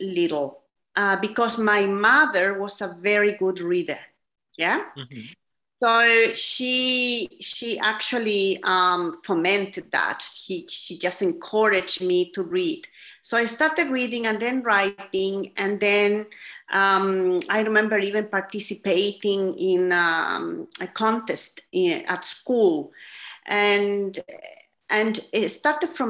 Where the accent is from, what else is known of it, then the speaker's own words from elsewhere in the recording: Chile; also born or lived in Australia; now in United Kingdom; So I am originally from Chile, and I am also an Australian citizen because my husband is Australian, and we were living in Australia before moving here to the UK